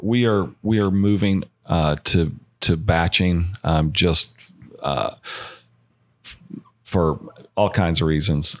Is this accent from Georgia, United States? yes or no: yes; Georgia, United States; now in Colorado, United States; I am from Georgia, born and raised